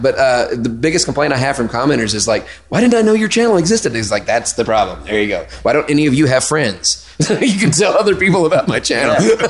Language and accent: English; Memphis, Tennessee, United States; accent: southern; I'm from Memphis